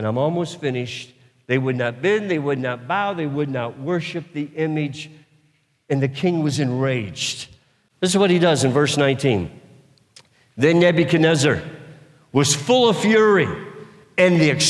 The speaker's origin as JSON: {"language": "English", "country": "United States", "tie": "born or raised there", "said": "I've been born and raised in the United States of America"}